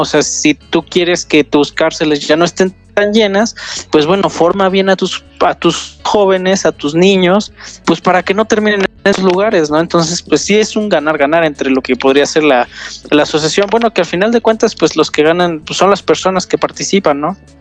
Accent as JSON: {"language": "Spanish", "region": "Querétaro", "country": "Mexico", "said": "Yo soy de Querétaro, sí, soy ah. ya de los pocos queretanos que, quedan"}